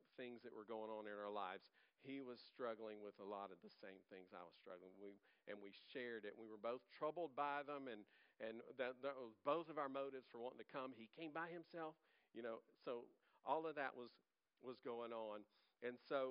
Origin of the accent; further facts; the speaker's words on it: Louisiana, United States; I'm from Louisiana. I'm from Louisiana